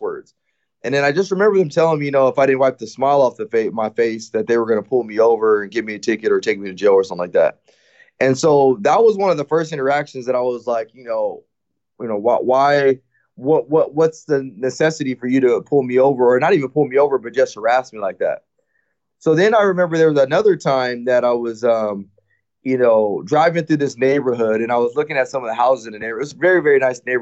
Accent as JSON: {"language": "English", "town": "Rialto", "region": "California", "country": "United States", "tie": "born or raised there", "also_born_or_lived": "Fontana, California", "said": "I was actually born in Fontana, California, which is probably a few miles just west of Rialto, California, which is where I was raised at. And so I grew up in Rialto, California"}